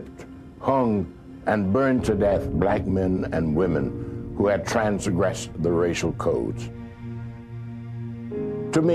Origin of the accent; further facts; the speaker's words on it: Cogdell, Georgia, United States; I was born in Cogdale, Georgia in 1917